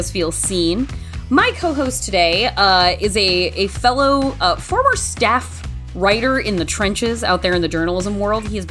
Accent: Oregon, United States; moved away; every time I go home to Oregon

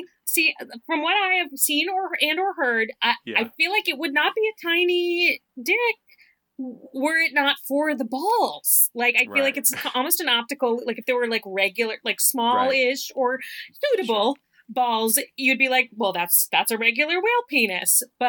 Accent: the South, United States; Maybe that's because I'm from the South.

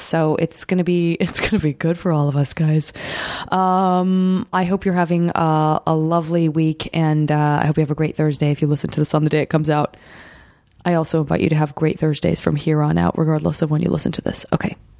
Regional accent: Tucson, Arizona, United States; now in Los Angeles, United States; I'm from Tucson

